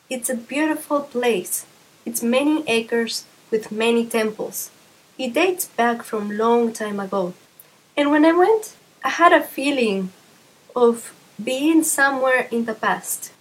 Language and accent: English; Mexico; I'm from Mexico